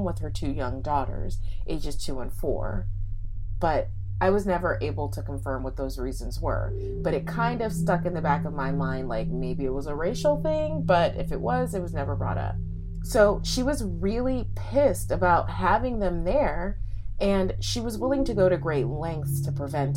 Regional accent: Los Angeles, California, United States; I'm from

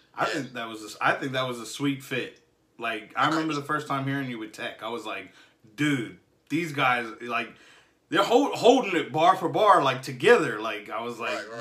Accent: Jacksonville, Florida, United States; I'm from Jacksonville, Jacksonville, Florida

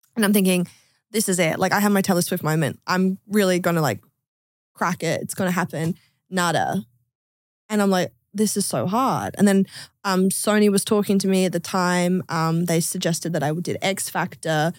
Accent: Adelaide, South Australia, Australia; I'm from Australia. I'm from Adelaide

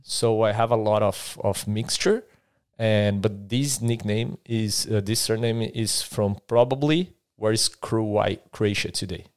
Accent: Brazil; moved away as an adult; now in Adelaide, Australia; I'm from Brazil. I've arrived here in, in Australia eight months ago now, right? in Adelaide.

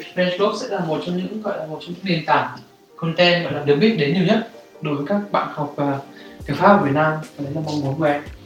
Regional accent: Vietnam; moved away; mình là người Việt Nam

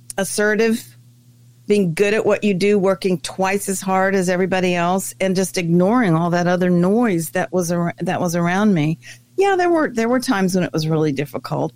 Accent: France; also born or lived in Germany; now in United States; I was raised in France.

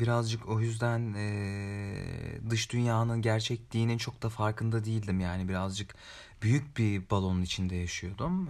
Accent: Ankara, Turkey; Özellikle Ankara eşrafında orada doğdum.

